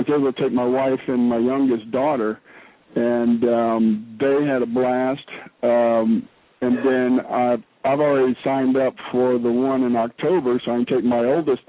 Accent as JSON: {"language": "English", "region": "South Louisiana", "country": "United States", "tie": "born or raised there", "moved": "as an adult", "lives_now": "Alaska, United States", "said": "I grew up in South Louisiana and have lived up here about 15 years"}